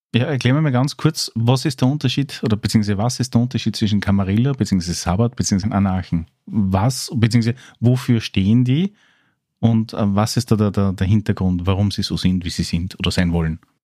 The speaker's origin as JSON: {"language": "German", "country": "Austria", "said": "als Österreicher mit ein bisschen Background"}